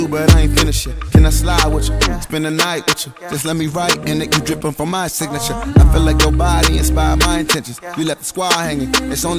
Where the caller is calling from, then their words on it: New York, United States; I'm calling from New York